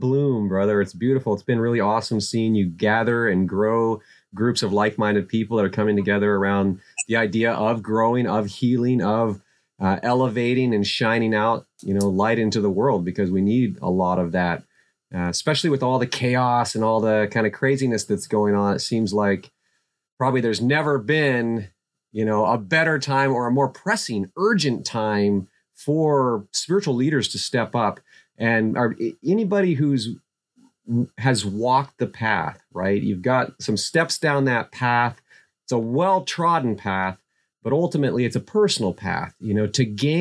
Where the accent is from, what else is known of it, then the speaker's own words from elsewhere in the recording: Kenai Peninsula, Alaska, United States; I growing up in Alaska, I grew up on the Kenai Peninsula.